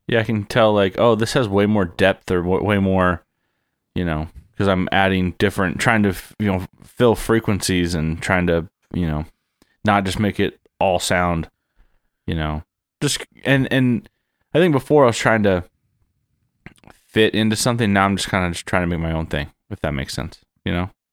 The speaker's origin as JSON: {"language": "English", "town": "San Diego", "region": "California", "country": "United States", "tie": "born or raised there", "moved": "as an adult", "said": "born and raised in San Diego"}